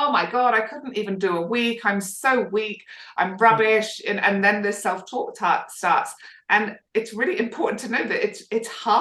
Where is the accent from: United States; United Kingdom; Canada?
United Kingdom; now in Australia; as a Brit